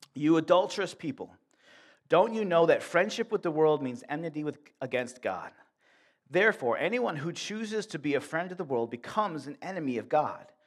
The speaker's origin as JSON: {"language": "English", "town": "Buffalo", "region": "New York", "country": "United States", "tie": "born or raised there", "moved": "as an adult", "lives_now": "Warsaw, United States", "said": "I grew up in Buffalo"}